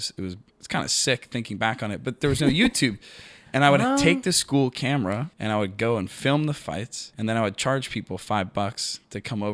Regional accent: Tampa, Florida, United States; Tampa, Florida. God's gift to America.

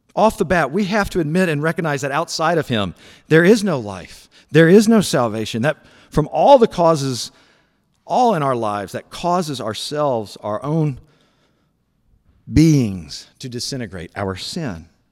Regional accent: Memphis, Tennessee, United States; Memphis, Tennessee, where I grew up

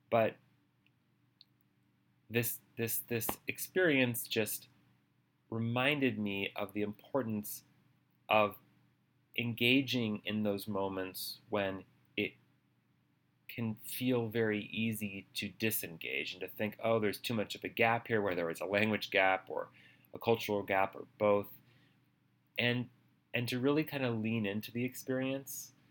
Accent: Australia; born there; also born or lived in Minnesota / Boston; I told him that I was born in Australia and what it was like to live in Minnesota and in Boston with, you know, cold winter weather.

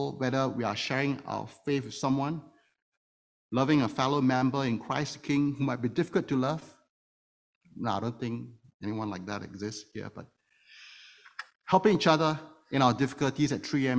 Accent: Singapore; now in Toronto, Canada; one of the privileges of being a Singaporean, which I am, is that I get to serve 2.5 years in the military service

